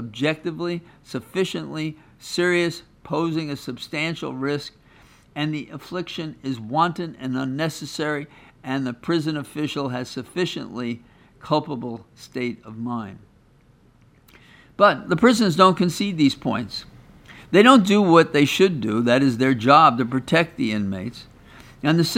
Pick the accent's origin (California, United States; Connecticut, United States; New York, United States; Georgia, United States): New York, United States; I'm from New York